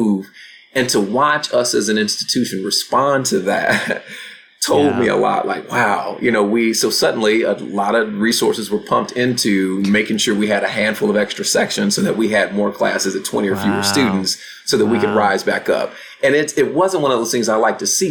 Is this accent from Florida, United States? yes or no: no; Chicago, Illinois, United States; moved away; I grew up very proudly on the south side of Chicago.